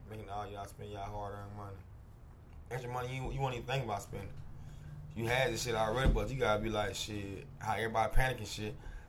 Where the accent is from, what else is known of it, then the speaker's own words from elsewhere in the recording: United States; I'm American, too. I was born in America.